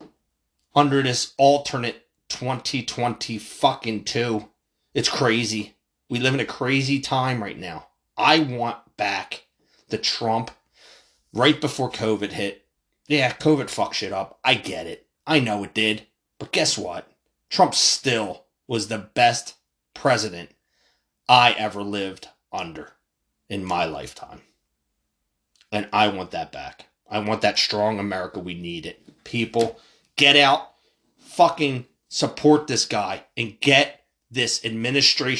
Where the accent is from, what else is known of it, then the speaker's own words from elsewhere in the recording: United States; I was fucking proud to be an American.